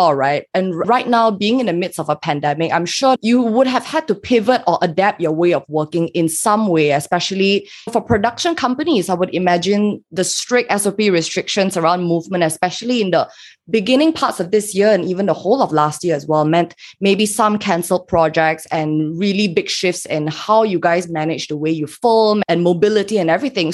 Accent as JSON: {"language": "English", "country": "Malaysia", "moved": "as an adult", "lives_now": "Hong Kong", "said": "as a Malaysian living in Hong Kong right now, I do miss home so much."}